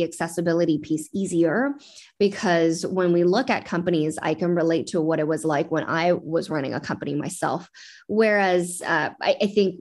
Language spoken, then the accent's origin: English; West Coast, United States; also born or lived in Beijing, China / Vancouver, Canada; now in San Francisco Bay Area, United States; I was born in Beijing myself, though my sister was born here, and grew up on the West Coast